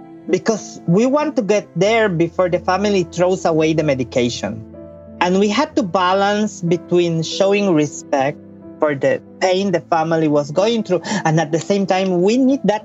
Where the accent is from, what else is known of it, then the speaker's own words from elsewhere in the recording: Belize; I was born and I grew up in Belize, and particularly in a very small town